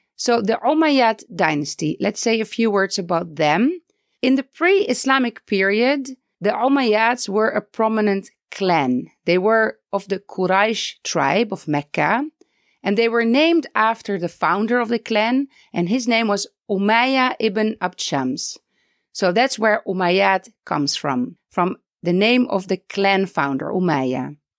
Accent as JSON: {"language": "English", "country": "Netherlands", "also_born_or_lived": "Palestine", "moved": "as an adult", "lives_now": "Beit Safafa, Palestine", "said": "I am originally from the Netherlands"}